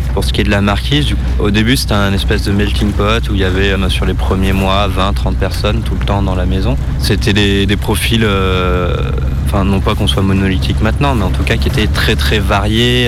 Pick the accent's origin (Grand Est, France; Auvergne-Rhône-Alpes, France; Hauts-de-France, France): Auvergne-Rhône-Alpes, France; Romans-sur-Isère; also born or lived in Notre-Dame-des-Landes; now in Roybon, France; Je suis originaire de Romans, euh, juste à côté d'ici.